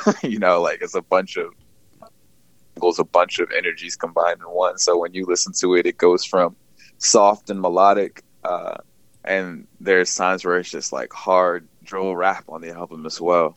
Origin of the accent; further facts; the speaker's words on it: Bowie, Maryland, United States; also born or lived in Philadelphia / Los Angeles; I'm from Bowie, Maryland. Uh, born and raised there.